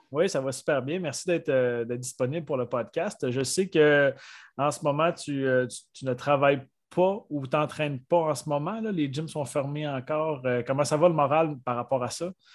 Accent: Côte-Nord, Quebec, Canada; je viens de la Côte-Nord

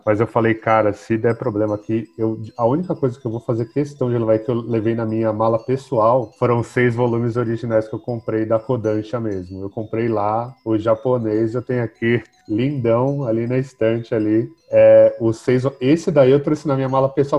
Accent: São Paulo, Brazil; eu sou daqui de São Paulo, sou ali do, do Butantes. Butantã ali no Rio Pequeno. Cresci, cresci em São Paulo

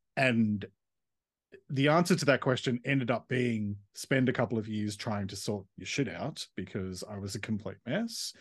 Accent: Sydney, New South Wales, Australia; moved away as an adult; also born or lived in Melbourne; I grew up in Sydney and then around the age of twenty-five moved to Melbourne

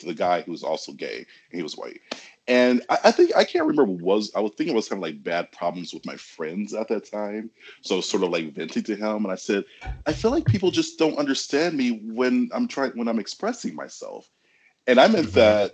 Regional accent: Detroit, Michigan, United States; I'm from Detroit, Michigan

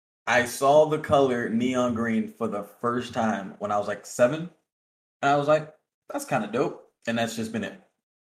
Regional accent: East Coast, United States; Favorite food based for the simple fact that I'm from the East Coast.

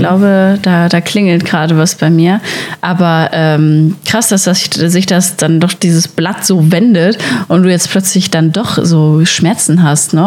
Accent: Sauerland, North Rhine-Westphalia, Germany; now in Berlin, Germany; ich komme eigentlich aus dem Sauerland

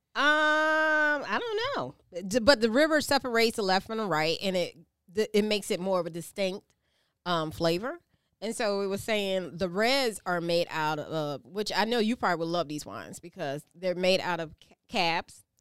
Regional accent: the South, United States; accent: Geechee; I'm from the South

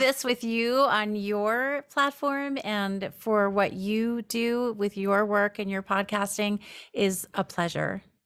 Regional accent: New York, United States; moved away as an adult; also born or lived in Los Angeles; now in Seattle, United States; I'm from New York mostly.

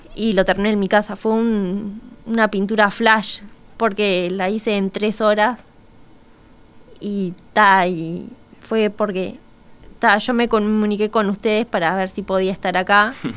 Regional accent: Montevideo, Uruguay; tengo recuerdo como de los 8, 9 años que iba a clases de dibujo en el Paso de la Arena, soy del Cerro.

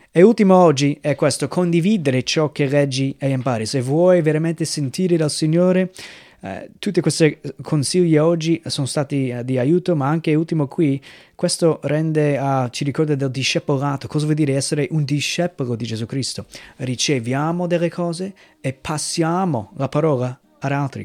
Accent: United States; moved away; nel mio paese, negli Stati Uniti

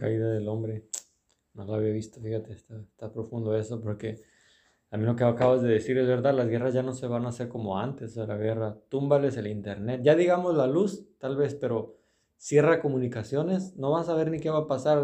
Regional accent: Mexico

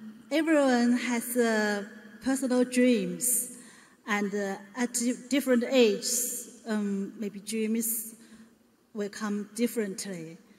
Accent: China; English is a second language; I'm come from China.

